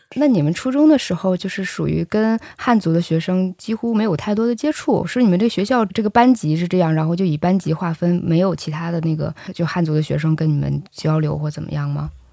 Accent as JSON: {"language": "Chinese", "region": "Northeast China", "country": "China", "said": "我是东北人，所以那个我还是比较了解东北小镇的那个状态的"}